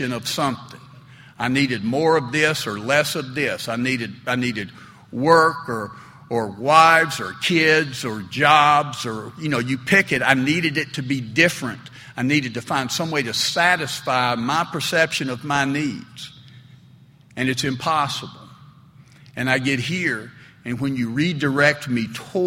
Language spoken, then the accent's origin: English; Smyrna, Tennessee, United States; I grew up there in Smyrna, Tennessee, and Smyrna's certainly a fairly conservative southern town